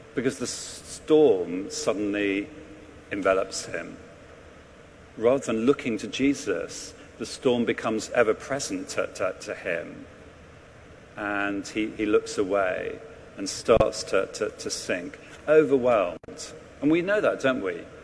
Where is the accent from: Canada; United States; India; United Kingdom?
United Kingdom; England; now in London, United Kingdom; as an Englishman